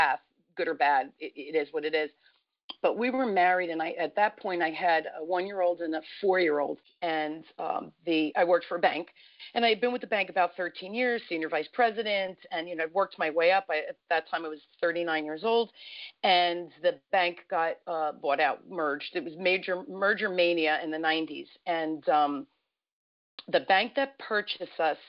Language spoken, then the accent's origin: English; Newark, New Jersey, United States; I grew up in Newark, New Jersey